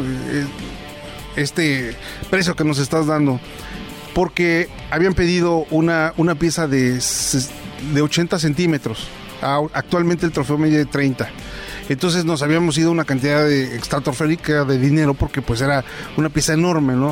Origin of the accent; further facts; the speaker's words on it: San Juan Teotihuacán, State of Mexico, Mexico; Soy de San Juan Teotihuacán.